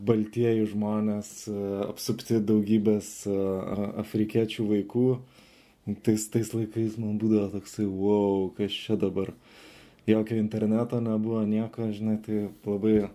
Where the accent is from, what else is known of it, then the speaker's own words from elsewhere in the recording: Vilnius, Vilnius County, Lithuania; moved away as an adult; now in South Africa; užaugau Žirmūnuose, medikų šeimoje